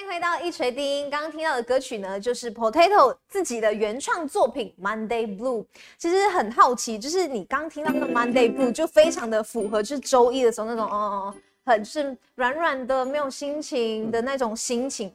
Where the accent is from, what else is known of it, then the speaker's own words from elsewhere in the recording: Malaysia; now in Taiwan; 因为我们身为马来西亚人，然后因为疫情的关系，是没有办法回家